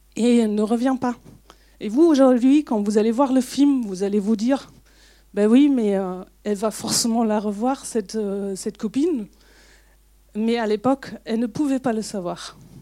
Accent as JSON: {"language": "French", "country": "Germany", "tie": "born or raised there", "second_language": "French", "moved": "yes", "said": "je suis est-allemande, donc je suis née en RDA"}